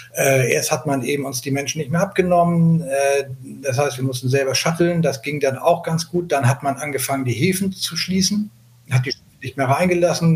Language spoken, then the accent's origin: German; Hamburg, Germany; ich komme aus Hamburg, bin 60 Jahre alt